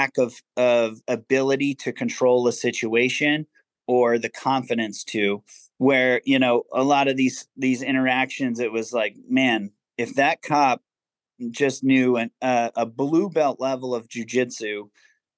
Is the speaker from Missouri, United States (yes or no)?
no; Virginia Beach, Virginia, United States; also born or lived in Massachusetts / Maryland / Ohio / San Diego; I actually grew up in Virginia Beach, Virginia